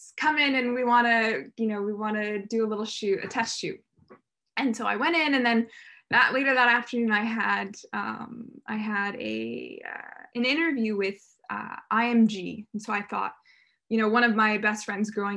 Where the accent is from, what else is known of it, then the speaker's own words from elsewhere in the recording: Los Angeles, California, United States; also born or lived in Santa Barbara, California; I'm from California originally. I grew up in Los Angeles, and then when I was about 10, moved to Santa Barbara